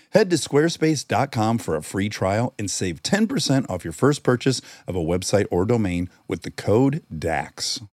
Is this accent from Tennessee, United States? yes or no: no; Detroit, Michigan, United States; Oh, I'm from Detroit, as is Kristen.